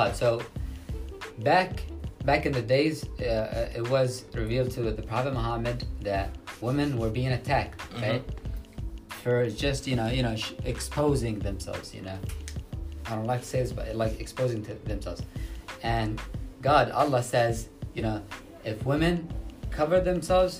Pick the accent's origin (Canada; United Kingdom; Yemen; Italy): Yemen; now in New York City, United States; I'm from Yemen